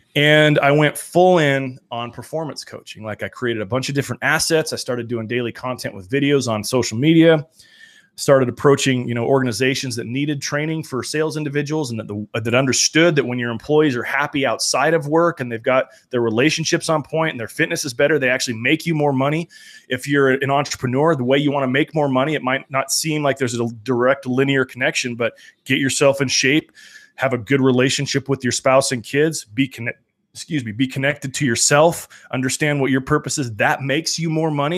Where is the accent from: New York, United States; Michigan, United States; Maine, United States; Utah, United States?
Utah, United States; Salt Lake City; I'm from Salt Lake City